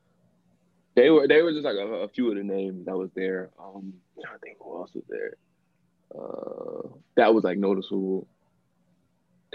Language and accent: English; Chester, Pennsylvania, United States; also born or lived in Delaware; I'm from Chester